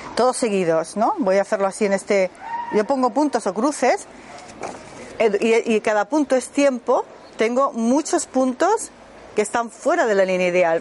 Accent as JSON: {"language": "Spanish", "town": "Madrid", "region": "Community of Madrid", "country": "Spain", "moved": "as an adult", "lives_now": "Germany", "said": "Soy de Madrid, pero vivo hace 25 años en Alemania"}